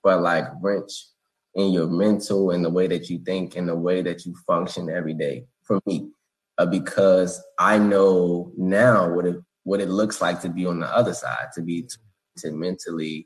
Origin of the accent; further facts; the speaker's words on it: Bowie, Maryland, United States; I'm from Bowie, Maryland